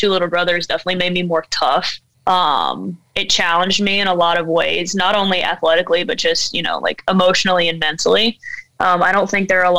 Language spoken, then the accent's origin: English; Alabama, United States; now in Fort Pierce, United States; Growing up in Alabama, and especially in a really small town